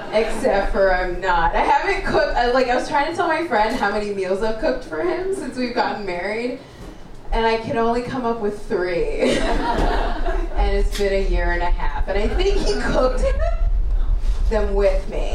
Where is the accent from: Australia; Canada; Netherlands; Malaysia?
Canada; also born or lived in Kenya; I grew up in Canada. That's why I sound white.